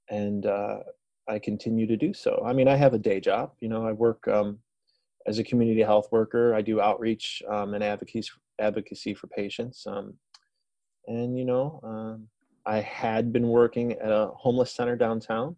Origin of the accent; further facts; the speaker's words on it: Detroit, Michigan, United States; I'm from Detroit